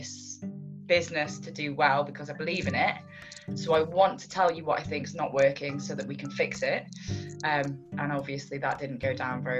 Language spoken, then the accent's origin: English; North Wales, United Kingdom; moved away as an adult; also born or lived in Cardiff; I could see Talacra Beach from my bedroom window when I was growing up, but I was in the hills in a little village